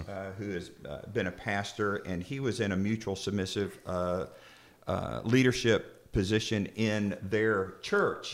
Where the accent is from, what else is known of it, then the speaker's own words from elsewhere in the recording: Florida, United States; I'm from Florida.